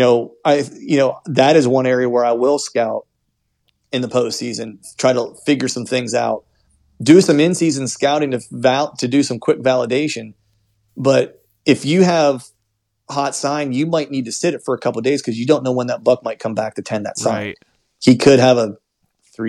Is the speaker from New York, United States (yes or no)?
no; Pennsylvania, United States; I'm from Pennsylvania